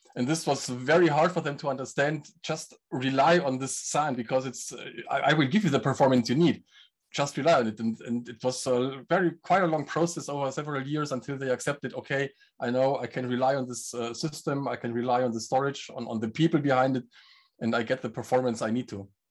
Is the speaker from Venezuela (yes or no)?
no; Germany; I'm from Germany